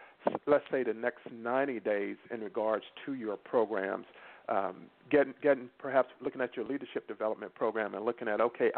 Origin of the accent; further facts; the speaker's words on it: North Carolina, United States; I grew up in North Carolina.